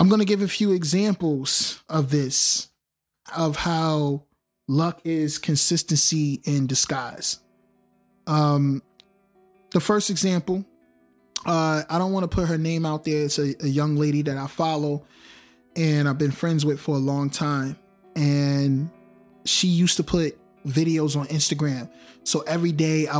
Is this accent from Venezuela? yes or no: no; Newark, New Jersey, United States; I'm from Newark, New Jersey